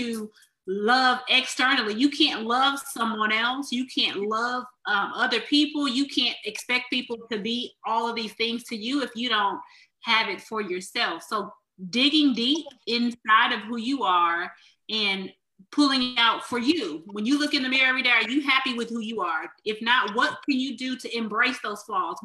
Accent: Los Angeles, California, United States; growing up in South Central Los Angeles

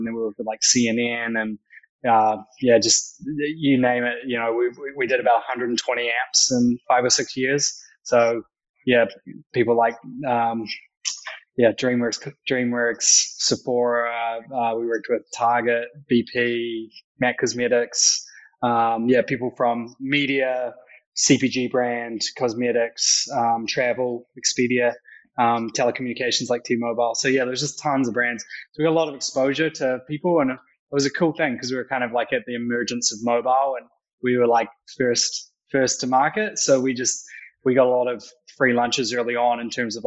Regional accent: Christchurch, Canterbury, New Zealand; moved away as an adult; now in New York, United States; So I'm a Kiwi entrepreneur who's spent the last sort of almost 10 years in New York and the US. Grew up in Christchurch

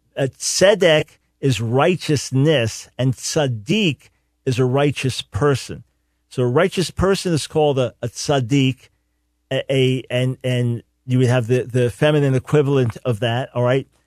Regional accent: Island Park, New York, United States; I grew up in Island Park, not far from there, right next to Long okay, Beach.

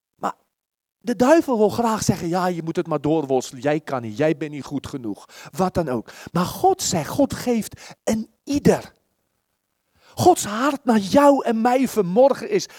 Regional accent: South Africa; Dutch is a second language; now in Netherlands; ik kom uit Zuid-Afrika

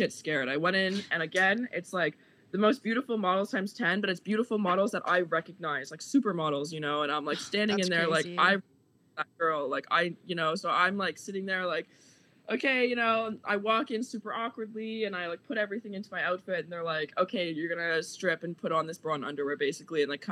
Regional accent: Halifax, Nova Scotia, Canada; moved away as an adult; I'm from Nova Scotia

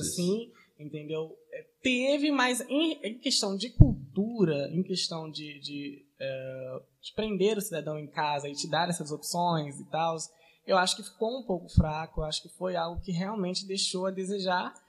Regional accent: Paracambi, Rio de Janeiro, Brazil; como um bom paracambiense

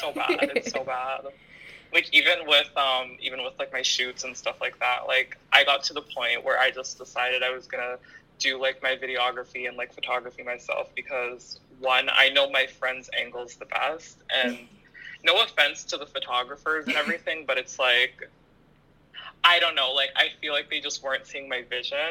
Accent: Ottawa, Ontario, Canada; I'm born and raised in Ottawa

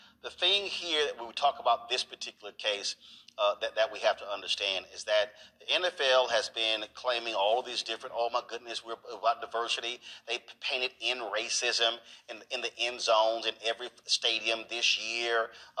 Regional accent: Houston, Texas, United States; I'm from Houston.

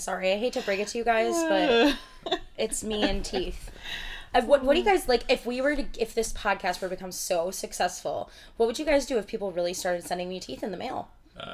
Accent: United States; We're American

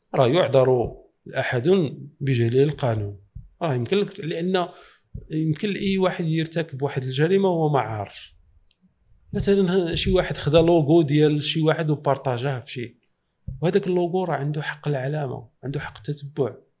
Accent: Morocco; وحنا في الحقيقه آه، في المغرب

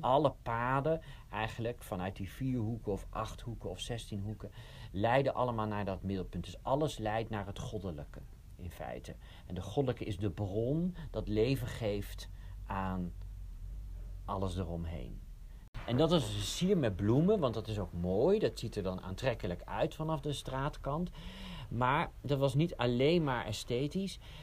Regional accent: Oegsgeest, South Holland, Netherlands; Ik kom uit Oegsgeest

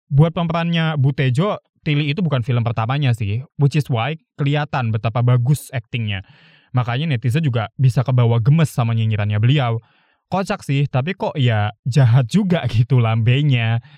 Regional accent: Java, Indonesia; Gue orang Jawa dan masih ngomong bahasa Jawa ya, jadi gue tahu.

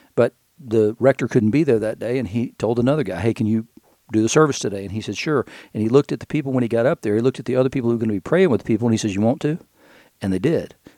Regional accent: Knoxville, Tennessee, United States; also born or lived in Chattanooga / Pawleys Island; now in Asheville, United States; when I was growing up in Knoxville

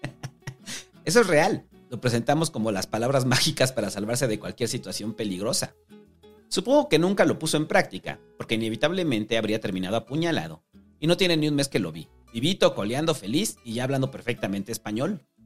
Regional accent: Mexico City, Mexico; los que vivimos toda nuestra vida en la mancha urbana, quienes tenemos nuestro origen en la vida de ciudad, de la periferia, que terminó volviéndose ciudad

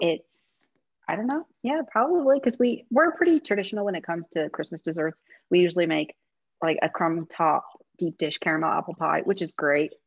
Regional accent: Midwest, United States; I'm from the Midwest where casserole is a middle name

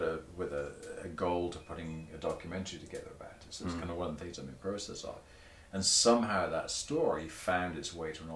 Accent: Torbay, South West England, United Kingdom; moved away; I grew up in a seaside town

